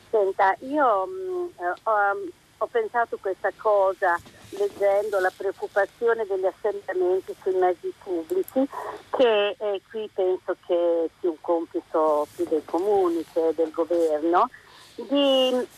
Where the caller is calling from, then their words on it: Rimini, Emilia-Romagna, Italy; siamo da Rimini … Eh, da Rimini